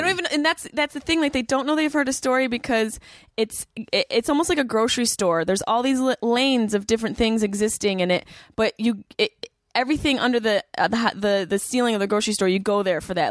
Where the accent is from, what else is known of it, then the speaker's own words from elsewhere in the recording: Syracuse, New York, United States; moved away as an adult; also born or lived in Boston; I grew up in Syracuse